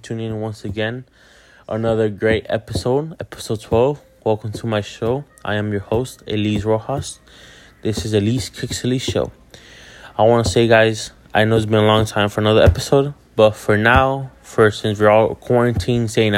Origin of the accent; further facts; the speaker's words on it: Hialeah, Florida, United States; I'm a kid from Hialeah, aka Neo de Hialeah, or in English, the kid from Hialeah